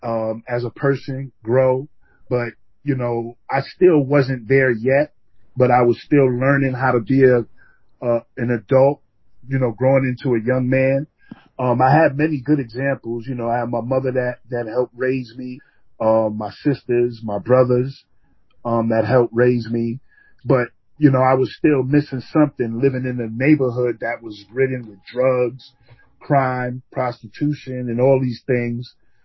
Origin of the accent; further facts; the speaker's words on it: New York City, New York, United States; moved away as an adult; now in Bennington, United States; I grew up in Brooklyn. I grew up in Coney Island. I'm the youngest of five children.